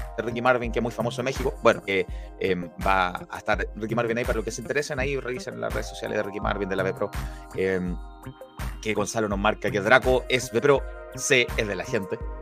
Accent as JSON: {"language": "Spanish", "town": "Santiago", "region": "Santiago Metropolitan Region", "country": "Chile", "said": "habíamos varios santiaguinos sorprendidos con, el sonido de la lluvia"}